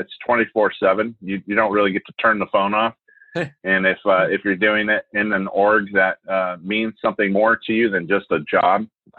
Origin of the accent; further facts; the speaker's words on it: Idaho, United States; also born or lived in Asia; I'm an Irishman who grew up in Asia and then in a log cabin with no electricity in North Idaho when my dad retired from the military.